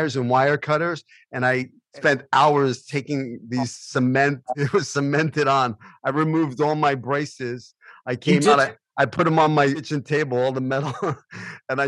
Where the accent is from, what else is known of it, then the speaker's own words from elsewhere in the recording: New York City, New York, United States; growing up in Brooklyn